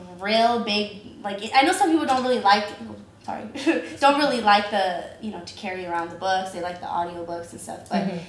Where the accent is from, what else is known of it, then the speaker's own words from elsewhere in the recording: San Diego, California, United States; I'm from San Diego.